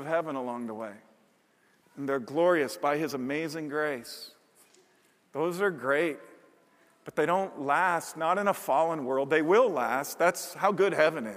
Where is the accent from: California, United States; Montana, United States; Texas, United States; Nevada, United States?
Montana, United States; myself and my two brothers when we were camping, growing up in Montana, three sons of a pastor